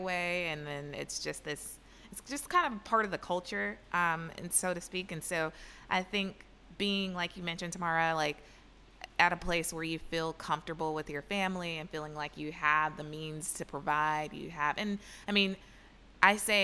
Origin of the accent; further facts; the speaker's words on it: Atlanta, Georgia, United States; moved away; We come from Atlanta, and of course, being in the South, everyone has children or has the pressure of having children early.